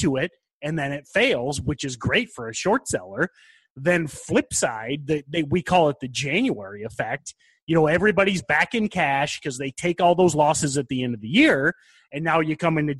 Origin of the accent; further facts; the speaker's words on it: Michigan, United States; I'm not Texan. I'm from Michigan